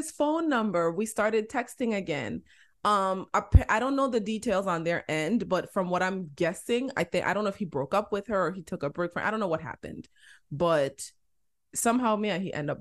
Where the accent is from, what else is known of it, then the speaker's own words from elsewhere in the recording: LaGrange, United States; I grew up in LaGrange